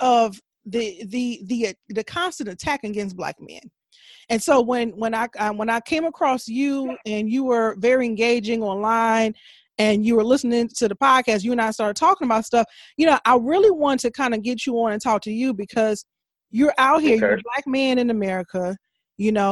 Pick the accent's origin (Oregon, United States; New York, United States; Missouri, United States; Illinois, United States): Illinois, United States; Country Club Hills; I grew up in Country Club Hills